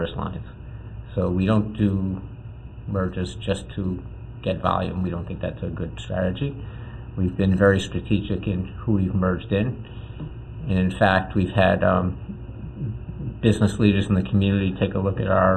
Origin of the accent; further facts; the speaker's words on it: Providence, Rhode Island, United States; I grew up right here in Providence in a conservative Jewish home.